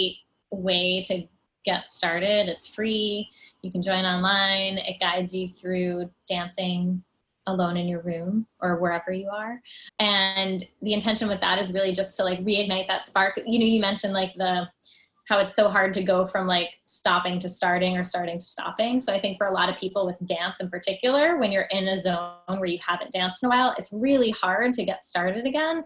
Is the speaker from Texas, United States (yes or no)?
no; New Jersey, United States; I grew up in New Jersey